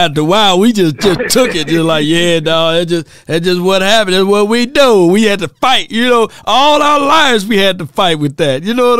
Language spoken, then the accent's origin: English; Mississippi, United States; I'm from Mississippi, man.